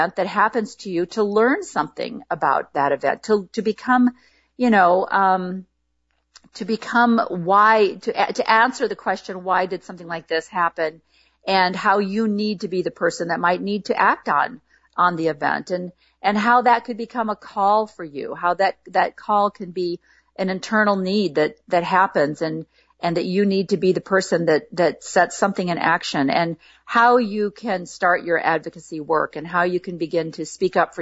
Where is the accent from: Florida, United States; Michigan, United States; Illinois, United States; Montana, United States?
Illinois, United States; now in Portland, United States; I grew up in Illinois